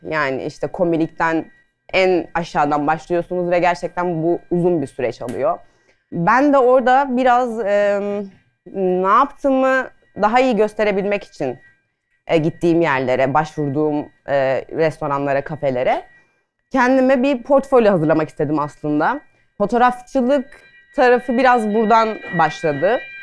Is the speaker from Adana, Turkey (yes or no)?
yes; Adana, Turkey; moved away as an adult; now in Istanbul, Turkey